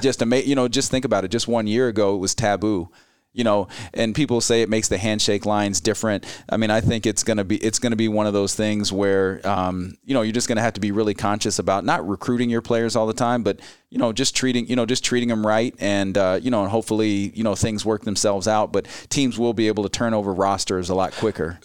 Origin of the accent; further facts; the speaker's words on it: Gainesville, Florida, United States; moved away as an adult; now in Ames, United States; I grew up in Gainesville, Florida